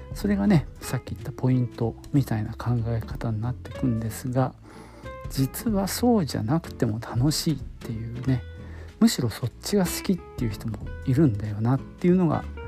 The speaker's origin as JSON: {"language": "Japanese", "town": "Nagoya", "region": "Aichi", "country": "Japan", "said": "僕は名古屋なんですけどね"}